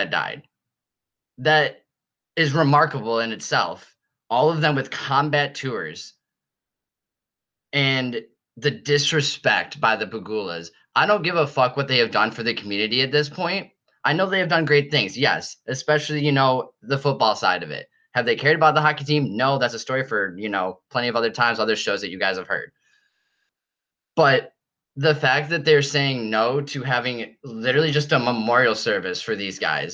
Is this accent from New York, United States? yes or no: yes; Buffalo, New York, United States; I grew up in Buffalo. I've lived here my entire life